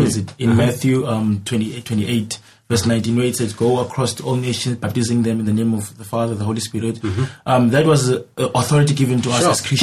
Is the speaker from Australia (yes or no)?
no; Cape Town, Western Cape, South Africa; I'm born and bred in Cape Town